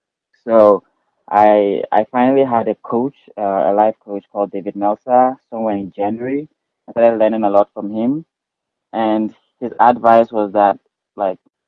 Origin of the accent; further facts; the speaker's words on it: Ghana; moved away as an adult; now in Reno, United States; Yes, I'm from Ghana, West Africa.